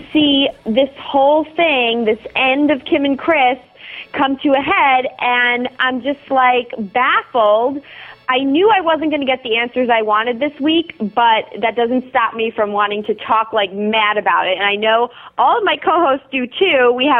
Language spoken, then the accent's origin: English; New York, United States; As a New Yorker